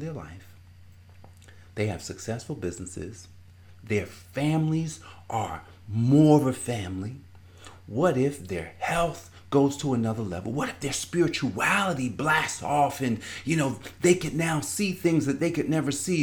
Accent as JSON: {"language": "English", "town": "Newark", "region": "New Jersey", "country": "United States", "tie": "born or raised there", "said": "I grew up in Newark, New Jersey"}